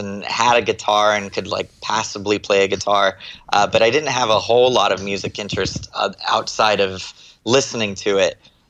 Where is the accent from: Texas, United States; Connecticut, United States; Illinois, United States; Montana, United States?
Texas, United States; born there; also born or lived in Florida / California; I was born in Texas. And my family moved around a lot. We moved to Florida for a while and then moved to California.